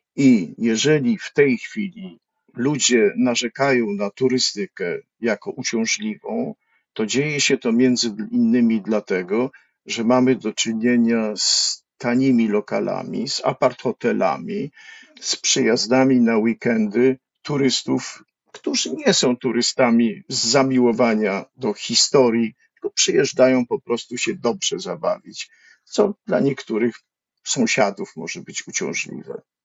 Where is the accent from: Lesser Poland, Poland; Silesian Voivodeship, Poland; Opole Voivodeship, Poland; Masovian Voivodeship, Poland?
Lesser Poland, Poland; Kraków; wychowałem się na Starym Mieście na Floriańskiej